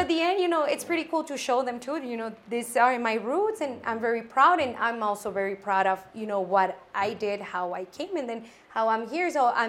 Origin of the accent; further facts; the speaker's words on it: Nogales, Sonora, Mexico; English is a second language; moved away as an adult; now in Arizona, United States; when I came from Nogales, Sonora, here at university level, because I did my high school over there in Cobash.